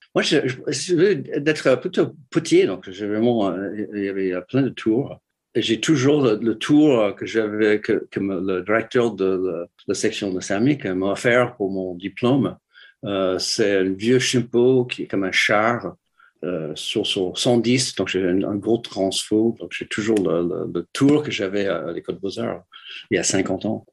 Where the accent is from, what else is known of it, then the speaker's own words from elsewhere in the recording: Detroit, Michigan, United States; French is a second language; moved away as an adult; also born or lived in New York; now in France; J'ai grandi à, à, à Détroit